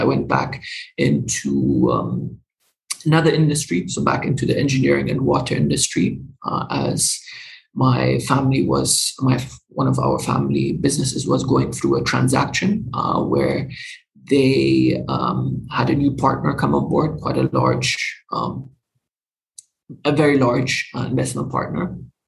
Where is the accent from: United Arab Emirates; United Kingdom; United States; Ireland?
United Arab Emirates; Dubai; also born or lived in Germany; So I'm originally German, but I grew up in the Middle East, in Dubai.